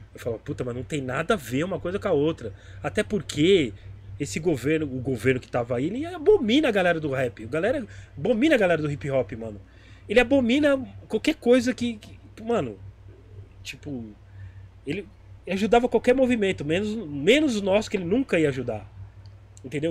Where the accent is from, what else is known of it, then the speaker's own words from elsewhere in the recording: São Paulo, Brazil; sou da Zona Leste